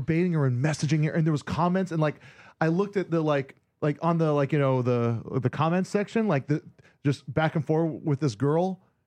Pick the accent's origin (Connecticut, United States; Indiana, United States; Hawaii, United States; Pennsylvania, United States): Hawaii, United States; born or raised there; moved away